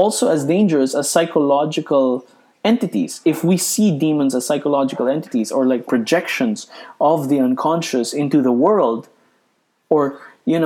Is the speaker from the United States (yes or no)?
no; Philippines; I'm a Filipino Catholic